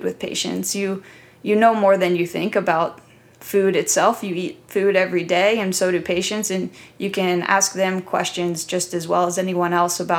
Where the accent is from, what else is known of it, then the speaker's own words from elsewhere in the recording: Columbus, Ohio, United States; I grew up in Columbus, Ohio